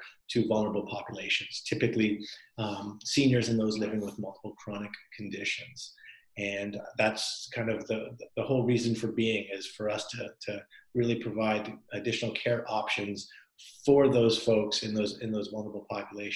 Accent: Canada; moved away as an adult; now in United States; I'm Canadian originally

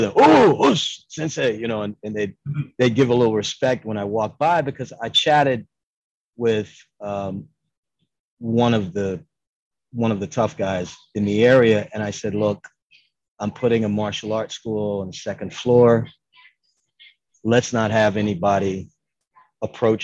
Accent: New York City, New York, United States; moved away; I was born in Harlem and I taught in New York from 85 to 95

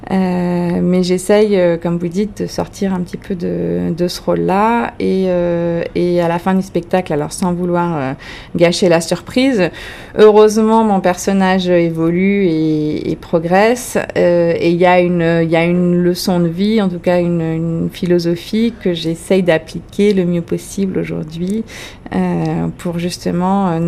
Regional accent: France; accent: French; excusez euh, mon français ou mon accent français.

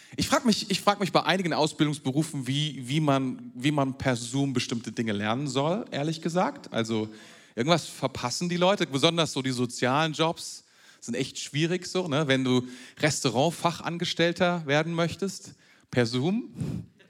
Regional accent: Germany; bei uns in Deutschland

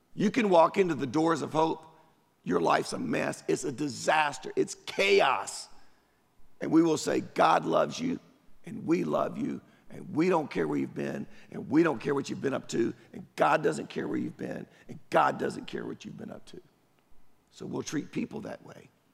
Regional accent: Durham, North Carolina, United States; now in Apex, United States; I grew up in Durham, East Durham

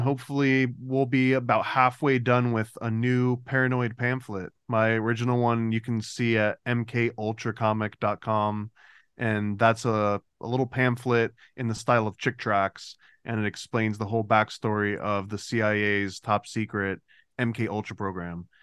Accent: United States; as an American

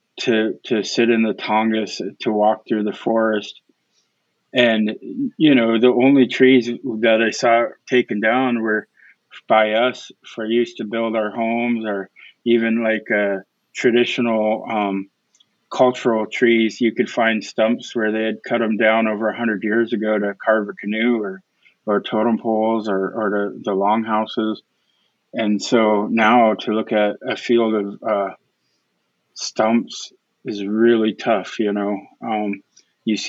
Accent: Prince of Wales Island, Alaska, United States; I come from Prince of Wales Island

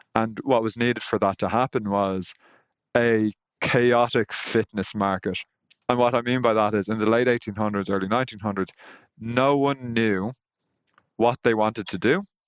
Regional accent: Ireland; I'm Irish

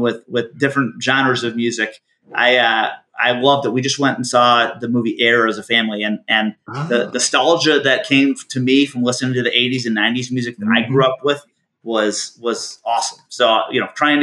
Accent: Michigan, United States; moved away; I grew up in Michigan

